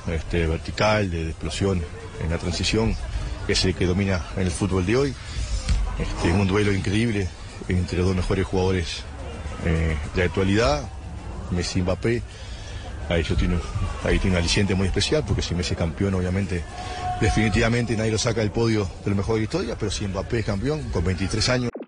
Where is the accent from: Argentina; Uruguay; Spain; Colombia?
Uruguay; como sudamericano y como uruguayo también